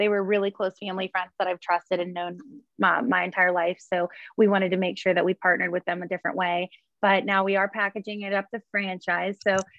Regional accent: Columbiana County, Northeastern Ohio, United States; moved away as an adult; now in Pittsburgh, United States; I'm originally from Northeastern Ohio. I'm a farm kid, you know, country girl, We grew up on, you know, farmland

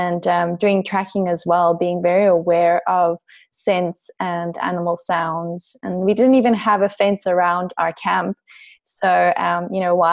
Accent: Pretoria, Gauteng, South Africa; also born or lived in Sabi Sand Game Reserve; I've lived in Pretoria all my life. However, I spent a lot of my childhood in the Sabi Sand Game Reserve.

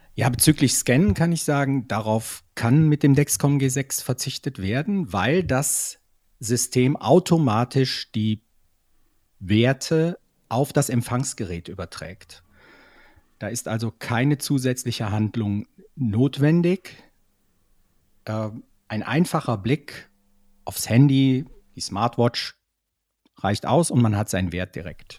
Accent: Switzerland; bei uns in der Schweiz

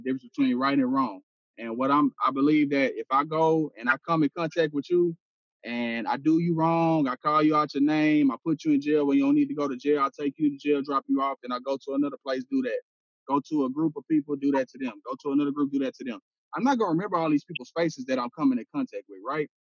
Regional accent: Houston, Texas, United States; am from Houston, man. I grew up in Studio Wood

